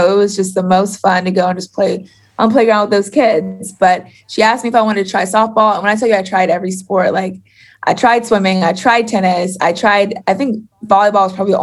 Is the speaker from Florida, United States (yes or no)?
yes; Florida, United States; I'm from Florida.